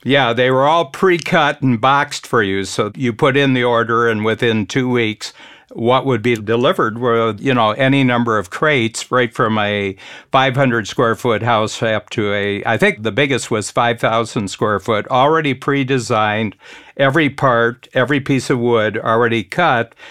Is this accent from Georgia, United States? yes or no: no; Northern Ohio, United States; I grew up in Northern Ohio, halfway between Cleveland and Toledo.